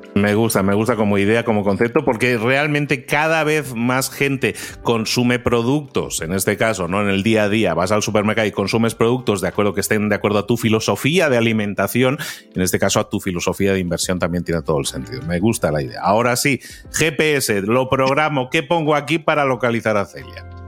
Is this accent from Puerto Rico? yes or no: no; Spain; moved away; yo que soy español, aunque vivo fuera